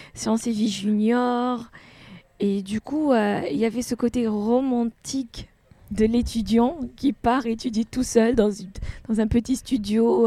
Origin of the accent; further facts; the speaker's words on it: Tunisia; moved away as an adult; now in France; Une fois que j'ai quitté la Tunisie